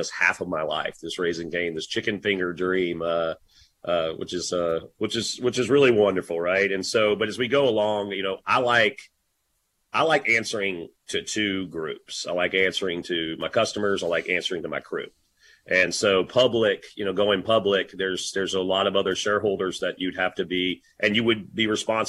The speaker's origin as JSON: {"language": "English", "region": "Louisiana", "country": "United States", "tie": "born or raised there", "also_born_or_lived": "Dallas, Texas", "said": "I'm a Louisiana boy and so grateful for my hometown"}